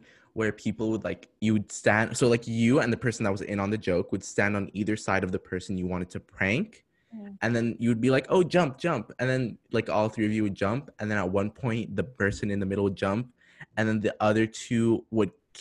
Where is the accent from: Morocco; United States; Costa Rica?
Morocco; I am from Morocco.